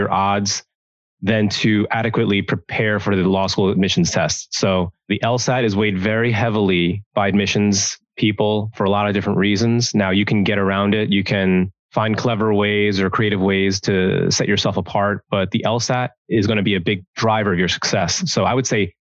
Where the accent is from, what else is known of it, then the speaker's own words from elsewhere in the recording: New York City, New York, United States; I was born in Brooklyn, New York, raised in New York. A really proud New Yorker.